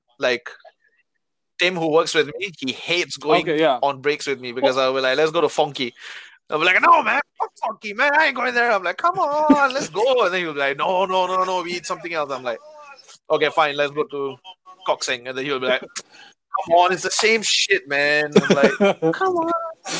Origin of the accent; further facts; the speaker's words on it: Singapore; But like, even as a Singaporean living here for a while